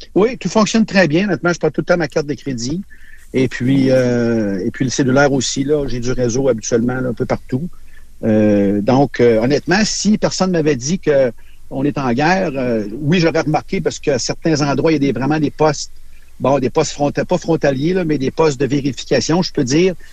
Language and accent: French; Canada; je viens du Canada